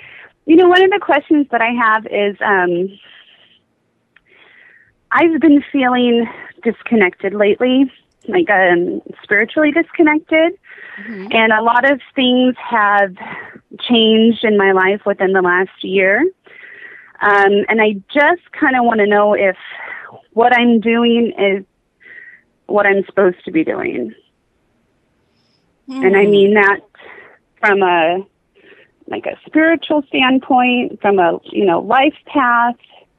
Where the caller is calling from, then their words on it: Oklahoma, United States; I'm calling from Oklahoma.